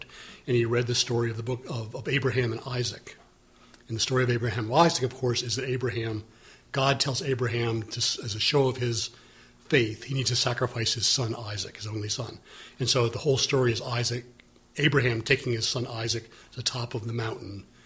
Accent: Wilmette, Illinois, United States; when I was growing up in Wilmette, Illinois

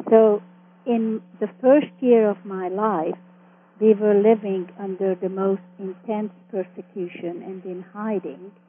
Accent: Vancouver, British Columbia, Canada; also born or lived in Austria / Toronto / Montreal; And in Canada, I continued my growing up in Vancouver and then Toronto for my high school years and then my university years in Montreal.

